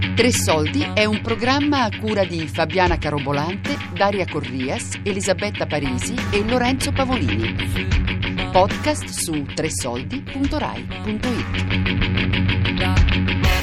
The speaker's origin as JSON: {"language": "Italian", "country": "Serbia", "said": "vengo dalla Serbia"}